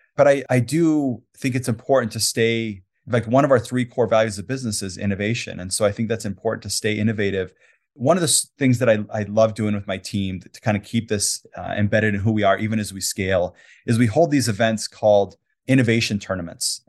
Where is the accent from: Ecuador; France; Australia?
Ecuador; Quito, Pichincha; also born or lived in Latin America; now in Salt Lake City, United States; I grew up in Ecuador, and I lived in the capital city, Quito